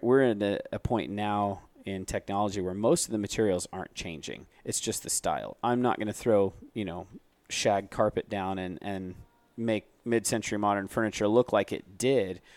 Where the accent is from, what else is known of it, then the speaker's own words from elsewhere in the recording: Phoenix, Arizona, United States; we're from Phoenix